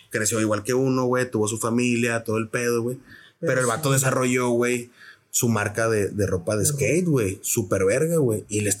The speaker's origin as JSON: {"language": "Spanish", "region": "Querétaro", "country": "Mexico", "tie": "born or raised there", "also_born_or_lived": "San Luis Potosí", "said": "porque nací en San Luis, pero mis papás viven en Querétaro igual está muy cerca, ¿no?"}